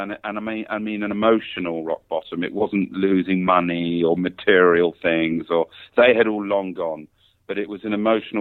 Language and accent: English; London, United Kingdom; moved away as an adult; now in Thailand; I'm from England, London, England